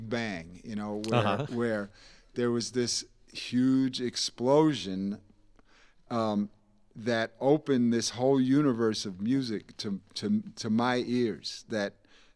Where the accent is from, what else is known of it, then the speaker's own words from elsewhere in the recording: New York, United States; There was a day camp nearby where I grew up in New York